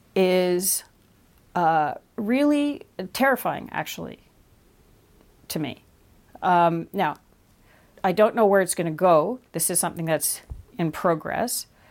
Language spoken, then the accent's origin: English; Canada; as a Canadian